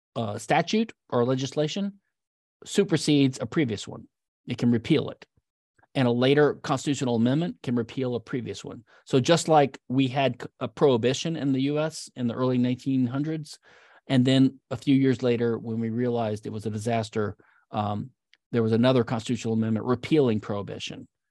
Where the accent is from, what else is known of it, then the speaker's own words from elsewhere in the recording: Louisiana, United States; also born or lived in Philadelphia; now in Houston, United States; I'm from Lou, the state of Louisiana, a great state to be from